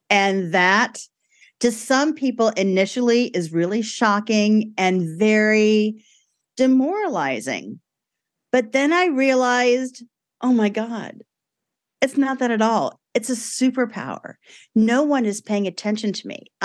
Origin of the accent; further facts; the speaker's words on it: Brooklyn, New York, United States; grew up in Brooklyn. My parents were not from Italy, they were from Brooklyn, but it was still very, very Italian in our house